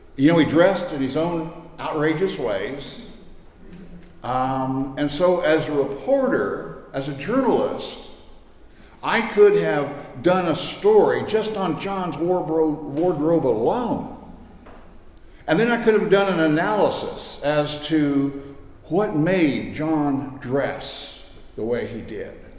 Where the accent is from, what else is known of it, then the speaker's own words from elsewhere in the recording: Scott City, Kansas, United States; I came from Western Kansas